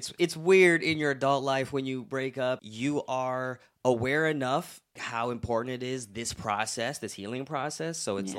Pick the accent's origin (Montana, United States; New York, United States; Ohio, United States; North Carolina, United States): Ohio, United States; Cleveland; Maybe I've mentioned it, but Cleveland, Ohio. And we are right on a lake and we have this stuff called lake effect snow.